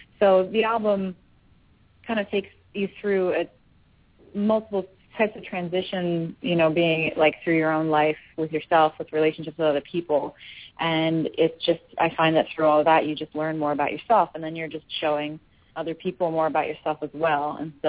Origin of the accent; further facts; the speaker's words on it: Philadelphia, Pennsylvania, United States; I'm not from the South. I've certainly spent a nice amount of time there, and I do like it there, but that's, you know, not why I'm from Philly.